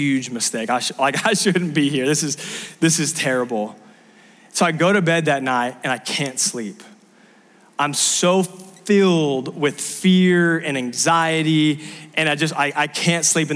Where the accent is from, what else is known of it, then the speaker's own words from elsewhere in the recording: Southern California, United States; moved away; I grew up in Southern California